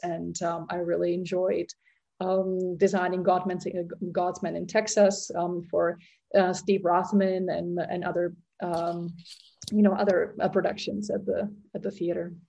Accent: Prague, Czechia; moved away as an adult; I was born in Prague in um, Czechoslovakia at the time.

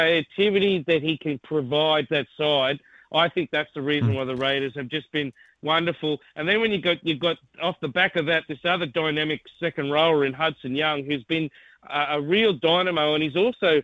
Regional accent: North Queensland, Australia; I come from North Queensland

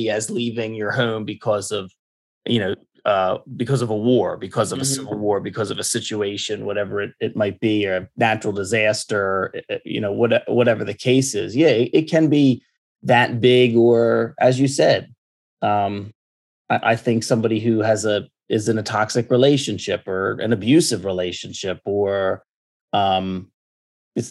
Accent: United States; me growing up in America

